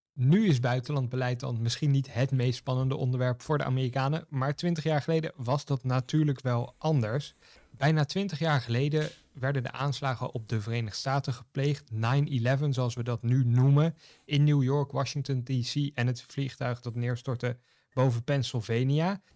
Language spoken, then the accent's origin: Dutch; Netherlands; wij als Nederlanders dan, of als Europeanen